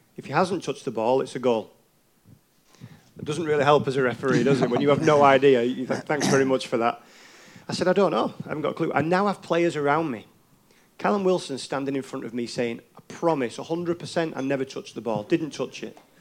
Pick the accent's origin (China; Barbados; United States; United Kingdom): United Kingdom; England; as an English referee